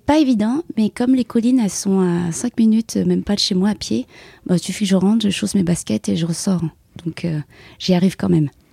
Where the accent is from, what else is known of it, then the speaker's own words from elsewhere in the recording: Paris region, Île-de-France, France; moved away as an adult; also born or lived in Vietnam (parents' origin); now in Aubagne, France; j'ai habité 26 euh, ans en région parisienne et là, actuellement, depuis 15 ans, je suis sur euh, les Bouches-du-Rhône, donc plus spécifiquement sur Aubagne